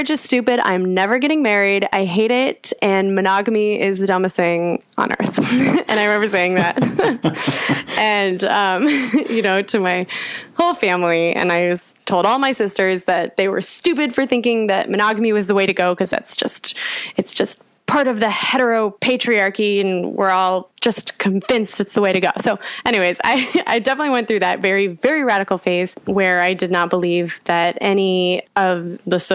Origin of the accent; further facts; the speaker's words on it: United States; moved away as an adult; now in London, United Kingdom; being an American in London